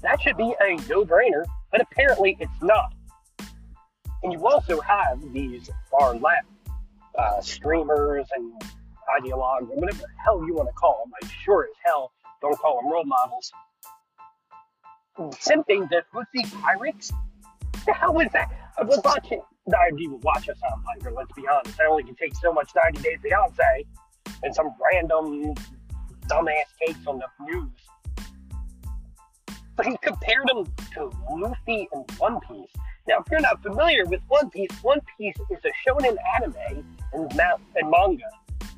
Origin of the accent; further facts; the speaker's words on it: United States; I'm an American